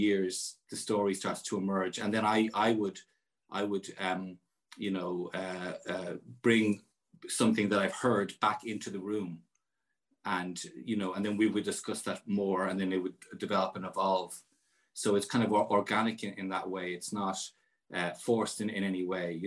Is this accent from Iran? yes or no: no; Ireland; as Irish citizens